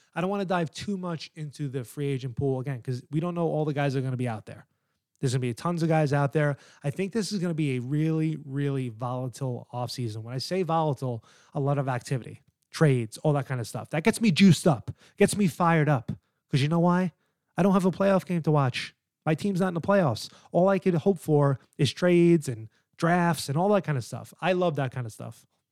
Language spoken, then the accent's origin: English; New York, United States; now in New Jersey, United States; I'm an East Coast guy. I live in Jersey. I'm from New York